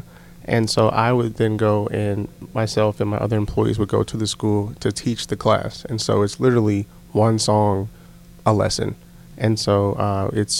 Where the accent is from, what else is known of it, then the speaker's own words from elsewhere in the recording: Connecticut, United States; moved away; I'm originally from Connecticut